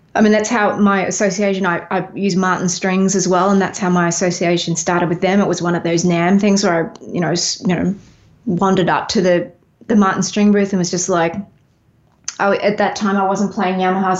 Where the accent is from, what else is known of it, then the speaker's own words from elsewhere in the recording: Melbourne, Victoria, Australia; also born or lived in Los Angeles, United States; now in Nashville, United States; I'm from Melbourne originally